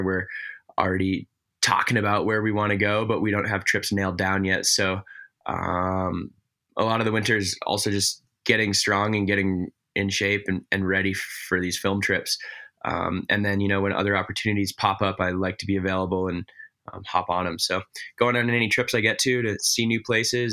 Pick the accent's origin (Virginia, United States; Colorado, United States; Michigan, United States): Colorado, United States; Basalt; I grew up in a town real close to Aspen called Basalt.